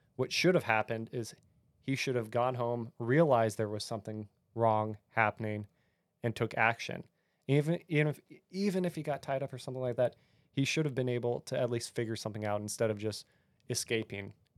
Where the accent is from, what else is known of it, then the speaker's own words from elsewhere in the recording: California, United States; moved away; I grew up in California where guns were evil.